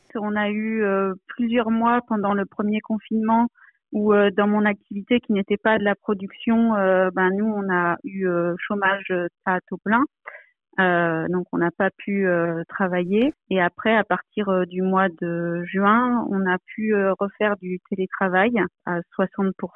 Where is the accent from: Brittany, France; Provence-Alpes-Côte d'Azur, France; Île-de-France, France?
Provence-Alpes-Côte d'Azur, France; now in Paris, France; Je suis originaire de Provence et euh, où se trouve ma famille, mais j'habite à Paris pour des raisons professionnelles